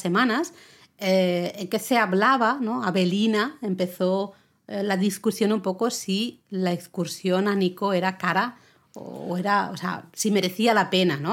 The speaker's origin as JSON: {"language": "Spanish", "region": "Catalonia", "country": "Spain", "said": "Yo soy catalana"}